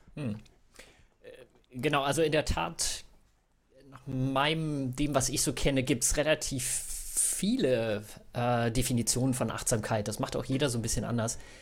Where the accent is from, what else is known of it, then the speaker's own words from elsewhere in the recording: Bückeburg, Lower Saxony, Germany; now in Hamburg, Germany; gebürtig aus Bückeburg, das sage ich auch mal gerne dazu, so ist in Mitte zwischen Bielefeld und Hannover.